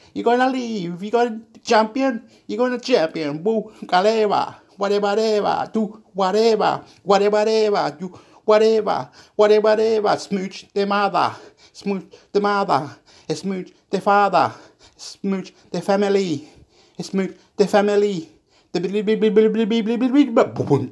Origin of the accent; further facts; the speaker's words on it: Chile; now in Australia; I live here in this area in Australia, and I'm from Chile, and I should be talking in Spanish, but I don't talk in Spanish